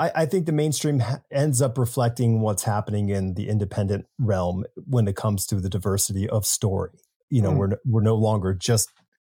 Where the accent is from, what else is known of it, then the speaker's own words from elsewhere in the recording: Newtown, Connecticut, United States; I grew up in Newtown, Connecticut.